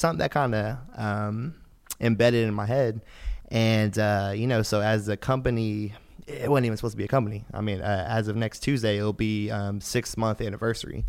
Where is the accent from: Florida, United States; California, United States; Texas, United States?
Texas, United States; Houston; I'm from Houston.